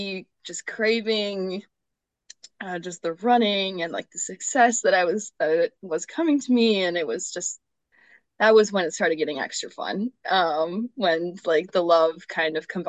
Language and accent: English; Mayville, North Dakota, United States; moved away as an adult; growing up in North Dakota